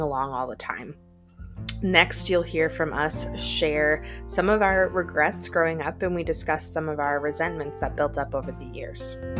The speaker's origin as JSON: {"language": "English", "region": "Wisconsin", "country": "United States", "tie": "born or raised there", "said": "growing up in Wisconsin"}